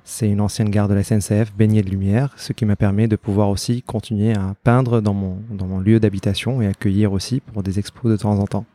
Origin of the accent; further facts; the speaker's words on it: Aleppo, Aleppo Governorate, Syria; moved away as an adult; now in Argenteuil, France; j'ai grandi à Alep